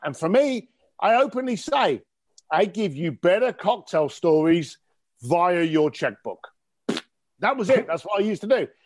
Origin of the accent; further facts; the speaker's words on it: London, United Kingdom; I'm an Irish, I'm an Irish guy from East London